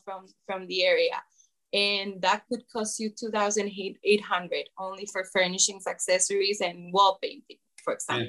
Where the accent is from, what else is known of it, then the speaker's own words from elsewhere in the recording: San Jose, Costa Rica; now in Guanacaste, Costa Rica; I'm here in Guanacaste for 14 years. I came from San Jose and I love it.